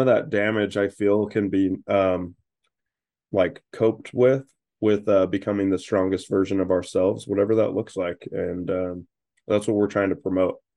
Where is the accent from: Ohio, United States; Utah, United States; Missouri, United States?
Utah, United States; also born or lived in Idaho / North Carolina; I was born in Idaho, but grew up mostly in Utah